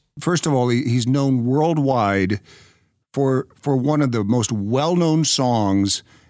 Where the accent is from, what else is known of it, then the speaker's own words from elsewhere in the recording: Knoxville, Tennessee, United States; I grew up in Knoxville, Tennessee